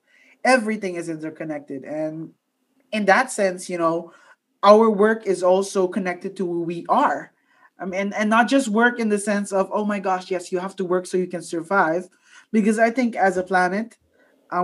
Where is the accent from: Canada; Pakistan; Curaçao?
Curaçao; moved away as an adult; now in Netherlands; my home country of Curaçao